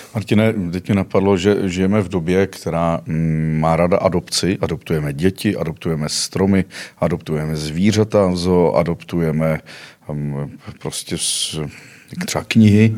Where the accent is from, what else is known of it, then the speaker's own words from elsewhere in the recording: Karlovy Vary Region, Czechia; now in Prague, Czech Republic; pocházím z Karlovarského kraje